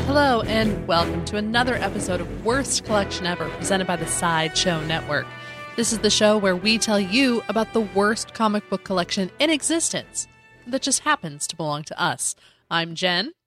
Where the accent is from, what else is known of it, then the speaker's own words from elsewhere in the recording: Denver, Colorado, United States; I grew up in Denver